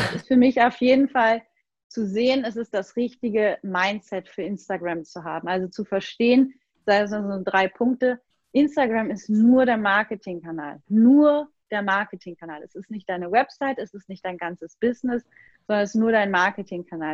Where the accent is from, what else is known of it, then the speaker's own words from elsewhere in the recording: Germany; als Deutsche